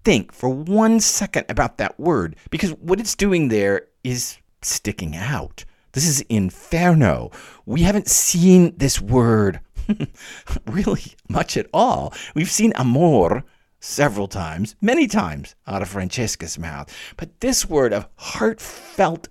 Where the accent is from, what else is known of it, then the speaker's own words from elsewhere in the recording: Dallas, Texas, United States; moved away; also born or lived in northeastern United States; I'm from Dallas